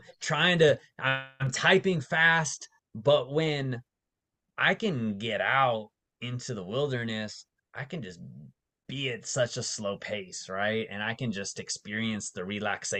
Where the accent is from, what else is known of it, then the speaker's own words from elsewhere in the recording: Las Vegas, Nevada, United States; moved away as an adult; also born or lived in Bay Area, California; I grew up mostly in Las Vegas